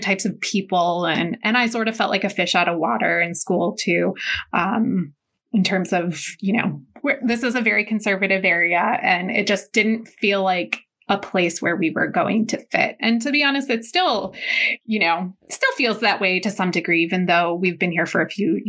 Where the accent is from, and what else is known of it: Medina, United States; born or raised there; also born or lived in Lakewood